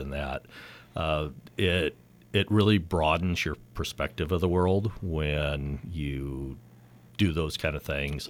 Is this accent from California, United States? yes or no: yes; Napa, California, United States; I was born and raised here